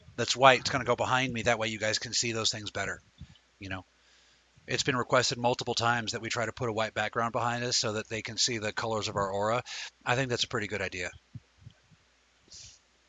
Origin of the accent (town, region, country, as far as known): United States